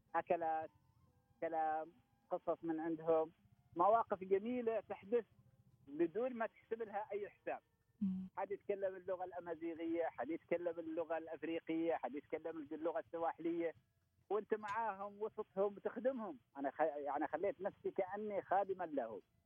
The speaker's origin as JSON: {"language": "Arabic", "town": "Jaalan Bani Bu Hassan", "region": "Ash Sharqiyah South", "country": "Oman", "tie": "born or raised there", "said": "خرجت من هنا من بلدتي من فلق المشايخ"}